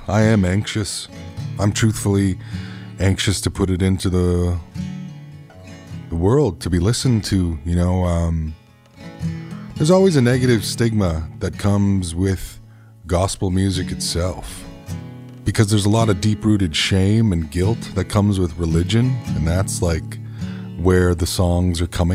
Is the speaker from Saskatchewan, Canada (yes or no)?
no; Treaty One territory, Manitoba, Canada; I come from Treaty One territory